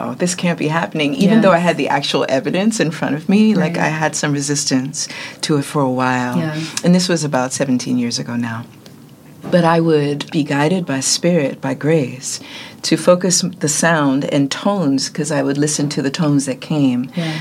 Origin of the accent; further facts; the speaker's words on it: New York City, New York, United States; I'm from Brooklyn